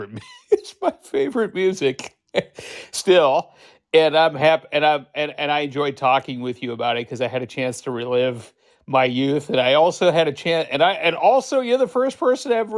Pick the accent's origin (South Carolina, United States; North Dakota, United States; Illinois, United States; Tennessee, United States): North Dakota, United States; Fargo; I am from Fargo, North Dakota